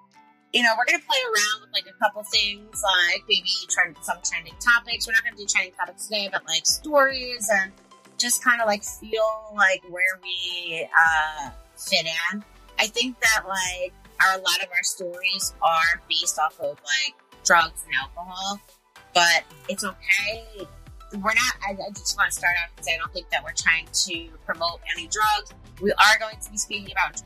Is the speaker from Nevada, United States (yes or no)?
no; New York, United States; moved away; It's a little different to where we're from New York. So like, we would go into New York City